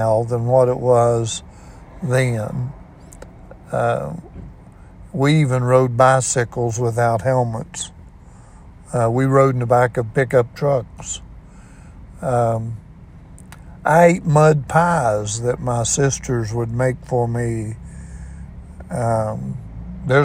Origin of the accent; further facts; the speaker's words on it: Ona, West Virginia, United States; I was raised on Fudges Creek Road in Ona, West Virginia, most all of my life